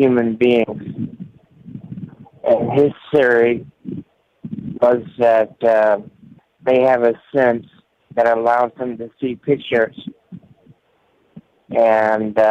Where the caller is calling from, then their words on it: Tampa, Florida, United States; calling from Tampa